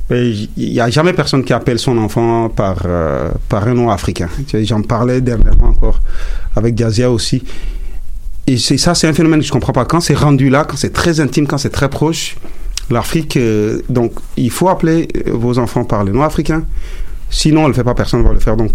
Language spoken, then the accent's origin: French; Montreal, Quebec, Canada; Aujourd'hui, je suis canadien. J'ai fait du Afrotronics aussi parce que je suis de Montréal. Moi, je me sens plus montréalais que, euh, que, canadien